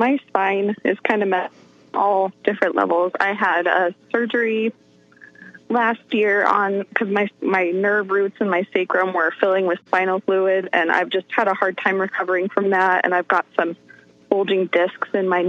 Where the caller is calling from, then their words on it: Salt Lake City, Utah, United States; I'm calling from Salt Lake City, Utah.